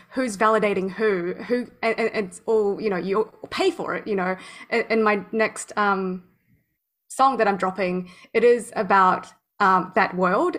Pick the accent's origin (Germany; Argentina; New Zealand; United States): New Zealand; also born or lived in Thailand; I was actually growing up in New Zealand. I went to school in New Zealand. Um, so it was three quarters of the year I was in New Zealand